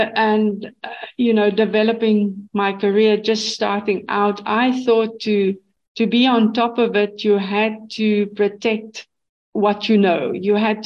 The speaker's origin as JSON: {"language": "English", "country": "South Africa", "tie": "born or raised there", "said": "I'm born in South Africa. I'm a South African"}